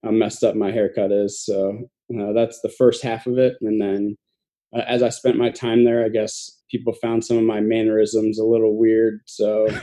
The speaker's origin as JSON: {"language": "English", "town": "Noblesville", "region": "Indiana", "country": "United States", "tie": "born or raised there", "moved": "yes", "said": "So I'm from Noblesville, Indiana. It's a suburb of Indianapolis. I lived there and grew up there my whole life"}